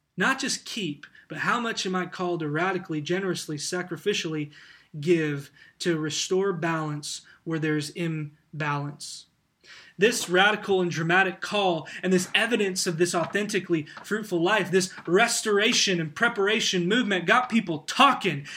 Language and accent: English; United States; as American Christians